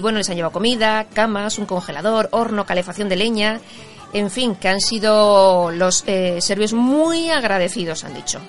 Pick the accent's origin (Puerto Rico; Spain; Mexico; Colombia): Spain; Basque Country; yo soy vasca y soy española